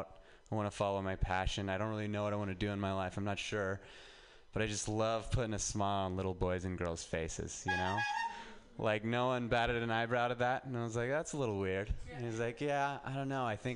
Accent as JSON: {"language": "English", "town": "Reno", "region": "Nevada", "country": "United States", "moved": "as an adult", "lives_now": "San Francisco, United States"}